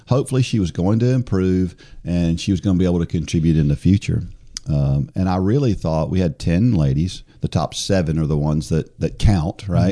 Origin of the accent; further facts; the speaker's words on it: New Jersey, United States; I was born in New Jersey